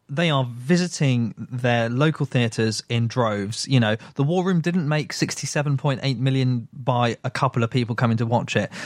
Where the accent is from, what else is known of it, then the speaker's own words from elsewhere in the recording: United Kingdom; I am British